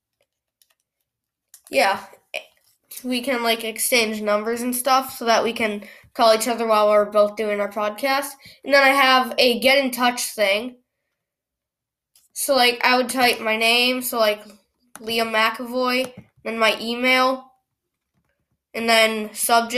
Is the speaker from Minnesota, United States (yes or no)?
yes; Minnesota, United States; Minnesota, let's go. That's actually my hometown